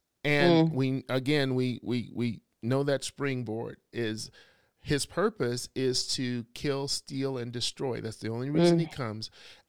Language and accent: English; Southern United States, United States; I'm from the South, so all I could say was bless your heart.